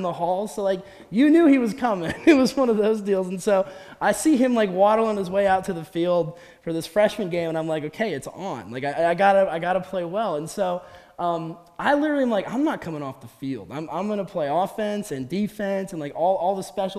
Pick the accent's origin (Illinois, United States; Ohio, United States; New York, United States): Ohio, United States; Columbus; moved away as an adult; now in Bay Village, United States; I'm from Columbus, grew up down there